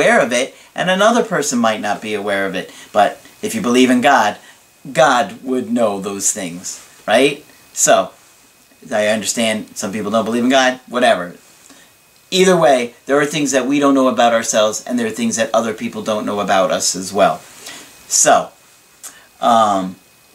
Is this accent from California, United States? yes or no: no; Long Island, New York, United States; I'm from Long Island, New York.